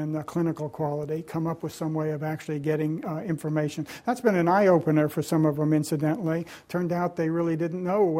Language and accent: English; Tennessee, United States; my home state of Tennessee